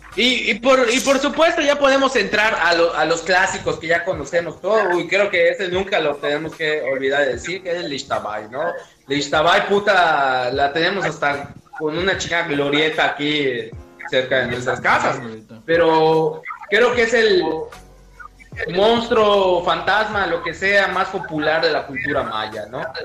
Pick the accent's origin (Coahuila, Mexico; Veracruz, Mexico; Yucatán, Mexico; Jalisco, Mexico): Yucatán, Mexico; te crea una identidad como yucateco